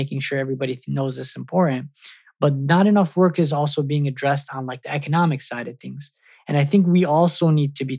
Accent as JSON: {"language": "English", "region": "Michigan", "country": "United States", "tie": "born or raised there", "moved": "yes", "said": "My hometown is Michigan"}